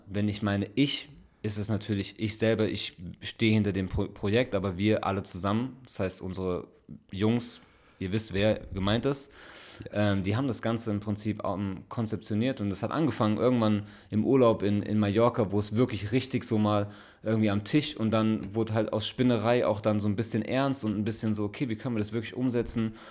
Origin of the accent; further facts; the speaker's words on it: Frankfurt, Hesse, Germany; moved away as an adult; now in Ulm, Germany; wirklich geboren und aufgewachsen in Frankfurt